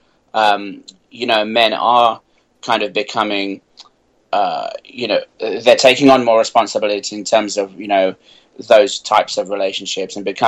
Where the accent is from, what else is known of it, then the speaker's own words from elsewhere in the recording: United Kingdom; moved away; I'm British